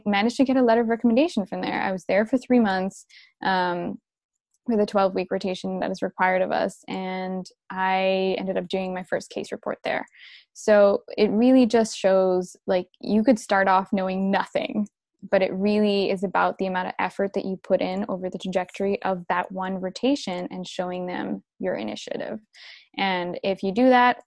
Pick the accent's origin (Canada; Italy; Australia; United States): Canada; Vancouver, British Columbia; also born or lived in Dubai; home for me is Vancouver. That's where I am right now. And yeah, I actually grew up in early stages of my life in Dubai, and then I spent most of my life here.